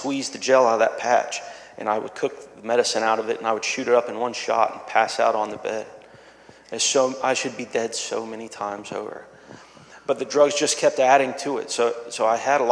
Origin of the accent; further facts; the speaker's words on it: Myrtle Beach, South Carolina, United States; moved away; I'm originally from Myrtle Beach, South Carolina